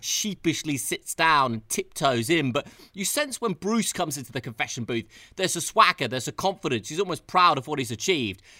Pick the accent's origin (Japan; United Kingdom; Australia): United Kingdom; I am British